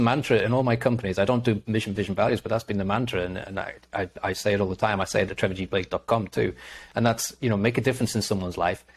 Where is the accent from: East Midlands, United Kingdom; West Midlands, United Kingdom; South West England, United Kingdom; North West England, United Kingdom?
North West England, United Kingdom; Liverpool; moved away; also born or lived in North Wales; I'm from Liverpool, so I'm a Liverpool